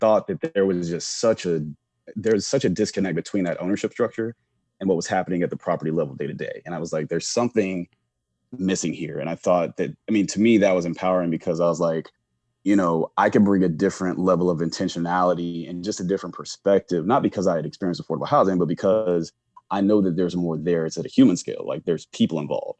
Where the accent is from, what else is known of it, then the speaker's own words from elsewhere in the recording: Charlotte, North Carolina, United States; moved away as an adult; also born or lived in Chapel Hill, North Carolina / Washington, D.C.; originally from Charlotte, North Carolina, so born and raised in the South.